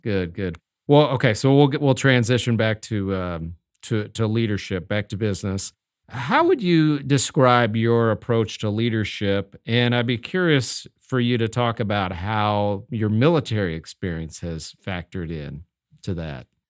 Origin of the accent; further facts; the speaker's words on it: Omaha, Nebraska, United States; moved away; I grew up in Omaha